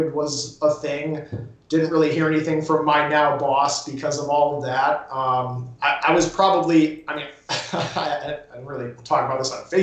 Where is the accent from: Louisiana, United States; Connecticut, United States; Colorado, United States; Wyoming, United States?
Connecticut, United States; also born or lived in Florida; now in Albany, United States; I'm not from Florida. I'm from Connecticut originally. I'm from the Northeast